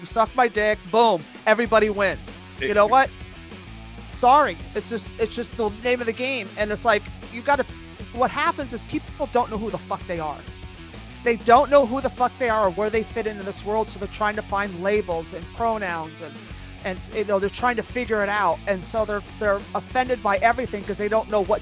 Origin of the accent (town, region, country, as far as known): New York City, New York, United States